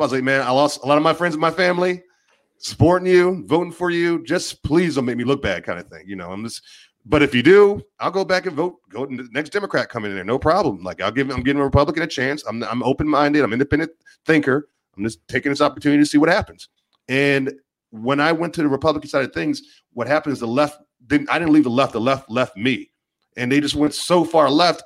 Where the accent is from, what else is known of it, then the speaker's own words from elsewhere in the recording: Maryland, United States; I grew up in Maryland.